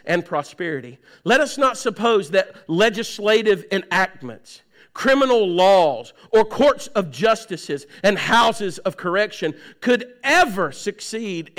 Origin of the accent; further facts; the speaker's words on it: United States; we in the United States